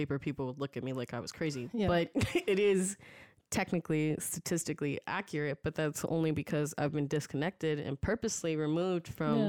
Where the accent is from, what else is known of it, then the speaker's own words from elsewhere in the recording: United States; Like, to me, that sounds like the most accurate representation of how I have existed as an American, like 2.5 or 1.5 or 3.5, like whatever it is, you know?